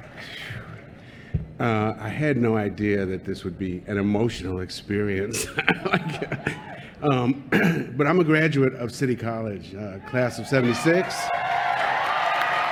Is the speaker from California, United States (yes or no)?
no; New York City, New York, United States; I was raised on 148th in Riverside